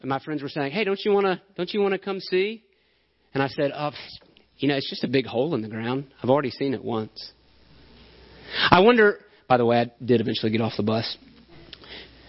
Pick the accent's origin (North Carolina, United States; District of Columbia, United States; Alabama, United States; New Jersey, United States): Alabama, United States; I'm from Alabama. I'm used to hills and trees.